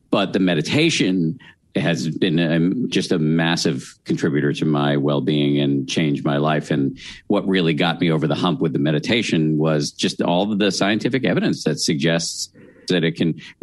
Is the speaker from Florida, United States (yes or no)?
no; Massachusetts, United States; I was raised in the People's Republic of Massachusetts